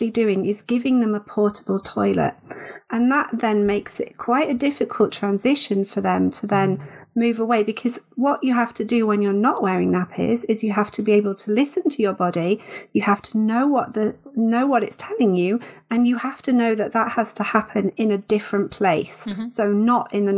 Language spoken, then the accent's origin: English; United Kingdom; I know we're all British